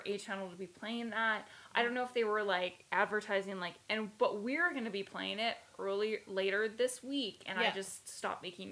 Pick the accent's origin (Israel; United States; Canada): Canada; Alberta; a youth growing up in Alberta